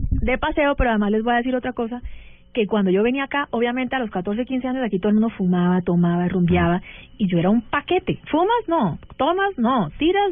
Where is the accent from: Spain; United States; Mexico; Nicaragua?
United States; yo crecí en Estados Unidos